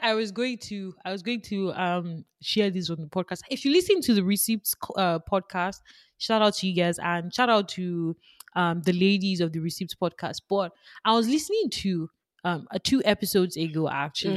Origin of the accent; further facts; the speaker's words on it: Nigeria; I am Nigerian, I am Yoruba